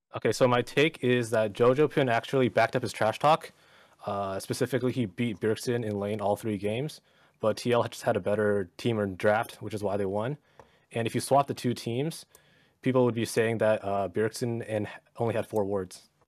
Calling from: Orange County, California, United States; I'm calling from Orange County, California

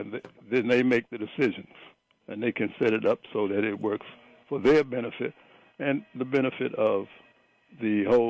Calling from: Prince George's County, Maryland, United States; calling from St. George's County.

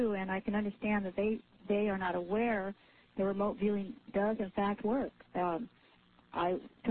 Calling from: Anchorage, Alaska, United States; I'm from Anchorage.

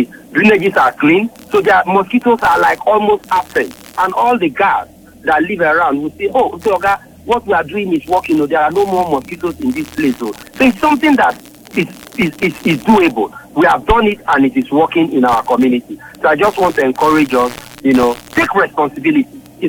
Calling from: Lagos, Nigeria; I'm calling from Lekki.

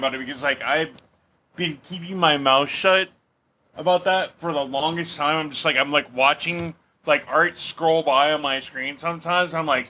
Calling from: Portland, Oregon, United States; I'm from Portland, Oregon.

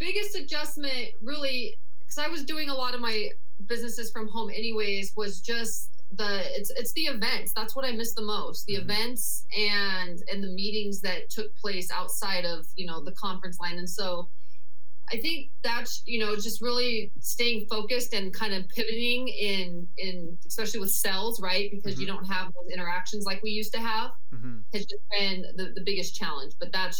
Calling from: Scottsdale, Arizona, United States; I am joining you from sunny Scottsdale, Arizona.

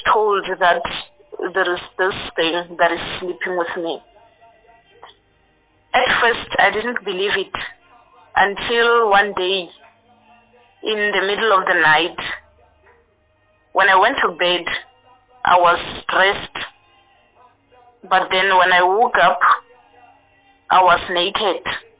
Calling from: Mokopane, Limpopo, South Africa; I'm right now I'm in Mokopane.

